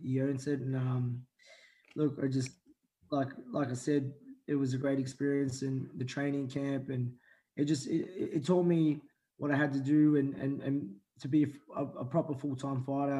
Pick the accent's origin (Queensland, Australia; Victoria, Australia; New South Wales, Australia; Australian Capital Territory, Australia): Victoria, Australia; Melbourne; also born or lived in Manila, Philippines; I grew up in West Heidelberg in reservoir most of my life. I was originally born in Manila in the Philippines. I come here when I was four